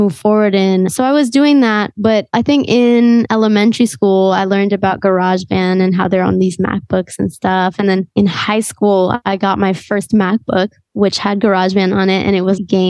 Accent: New York City, New York, United States; growing up in New York

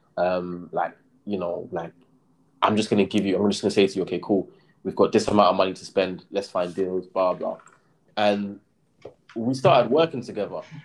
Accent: London, United Kingdom; I grew up in Brixton and yeah, I was still living kind of like around the area when I was that age

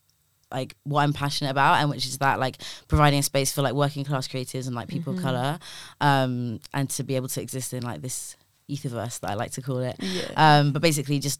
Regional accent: London, United Kingdom; growing up in Labrador Grove, like seeing carnival every year of my life since I was like a baby

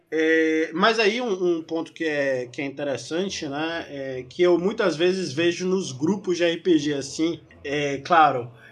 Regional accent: Northeast Region, Brazil; Eu sou do Nordeste, a maior parte da Lady Dragons é do Nordeste. E aqui, aqui na região de Salvador, principalmente, nós somos afobados.

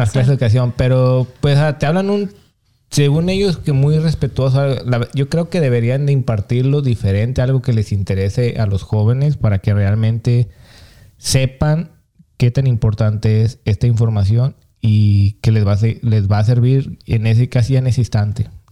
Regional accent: Mexico; moved away; yo también crecí en México

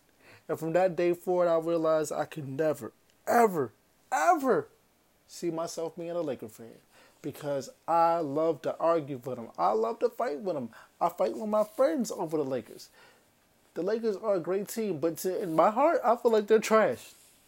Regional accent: Charlotte, North Carolina, United States; born there; And I'm from Charlotte, you know what I'm saying? That's where I was born. You know what I mean, that's not where I was raised, but that's where I was born. So I got a lot of family still in Charlotte.

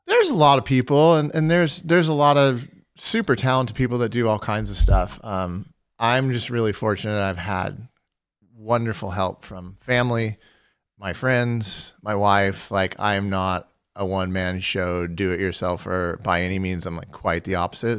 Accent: Fullerton, California, United States; I was born in Fullerton, California, and I lived across the street from Cal State Fullerton.

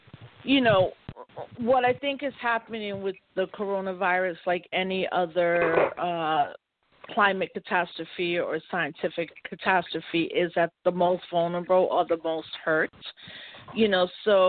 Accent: Puerto Rico; So as a Puerto Rican, because I'm an American citizen, I've always worked on the politic

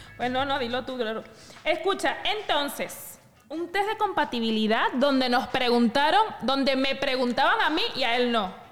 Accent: Venezuela

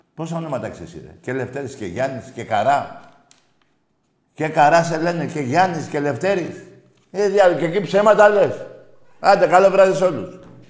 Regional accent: Greece; είμαι Έλληνας Ορθόδοξο και Έλληνας

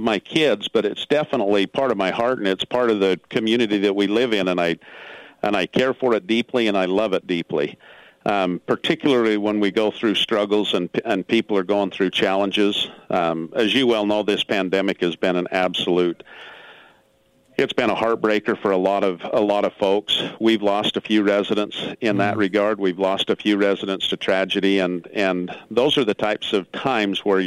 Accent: Gunlock, Utah, United States; moved away as an adult; now in Enterprise, United States; I grew up in Gunlock and went to Dixie High

